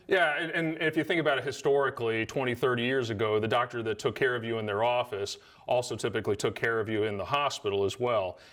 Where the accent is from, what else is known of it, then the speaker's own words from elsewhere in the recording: Salisbury, Maryland, United States; moved away as an adult; I grew up here in Salisbury. Uh, lived here till I was, uh, about eighteen